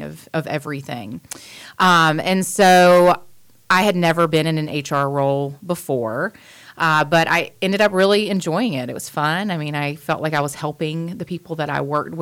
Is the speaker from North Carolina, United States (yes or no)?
yes; Wilmington, North Carolina, United States; also born or lived in Raleigh, North Carolina / Atlanta, Georgia; I was born in Wilmington. I've lived here most of my life.